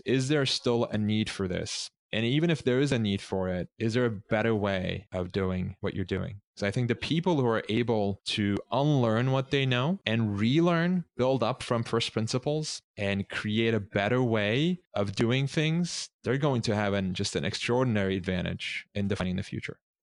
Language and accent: English; Istanbul, Turkey; moved away; I grew up in Istanbul